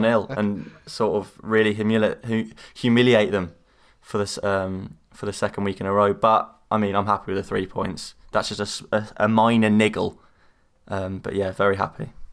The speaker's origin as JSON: {"language": "English", "country": "United Kingdom", "said": "as you might have been able to guess from my accent, I am from near London"}